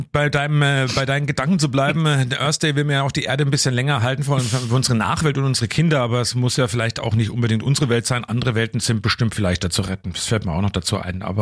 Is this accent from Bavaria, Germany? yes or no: yes; Coburg, Bavaria, Germany; bei uns damals, wo wir aufgewachsen sind in Coburg-Neusses, Glenter Straße, da waren wir eben auch mal dann am Wochenende an so einer Baustelle unterwegs spielen.